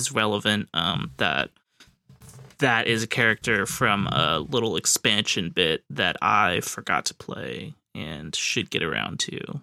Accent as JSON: {"language": "English", "country": "United States", "said": "speaking as an American"}